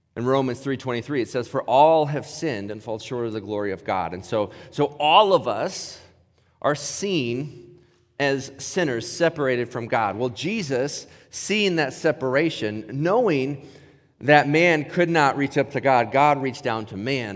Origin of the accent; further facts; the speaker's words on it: Ohio, United States; moved away; growing up in Ohio